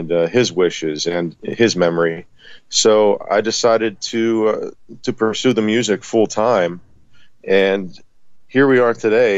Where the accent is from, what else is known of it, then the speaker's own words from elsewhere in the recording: West Mifflin, Pennsylvania, United States; I'm from Pittsburgh, Pennsylvania, town called West Mifflin, Kennywood area